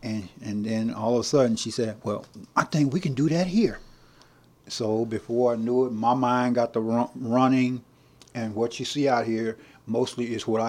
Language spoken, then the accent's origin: English; Nacogdoches, Texas, United States; I was born and raised right here in Nacogdoches.